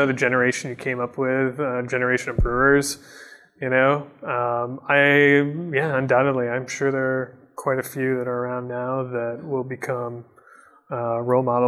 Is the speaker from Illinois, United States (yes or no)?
no; Michigan, United States; I'm from Michigan, that was my, Founders was my, you know, that was my local brewery